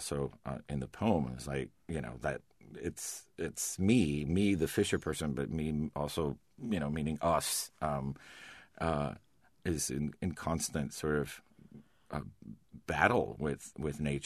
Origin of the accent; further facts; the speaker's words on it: Florida, United States; moved away; also born or lived in Maine; growing up in Florida before I moved to Maine